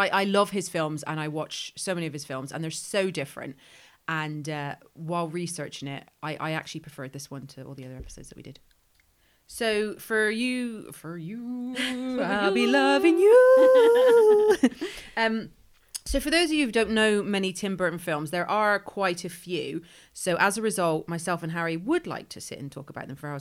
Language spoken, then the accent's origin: English; Ireland; moved away; I grew up in Ireland and I am half Irish. I have an Irish passport